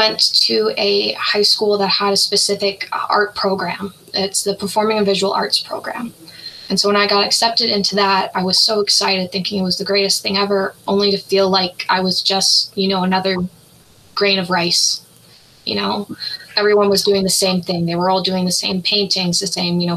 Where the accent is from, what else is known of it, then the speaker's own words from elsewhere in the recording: Calgary, Alberta, Canada; I was born and raised in Calgary, Alberta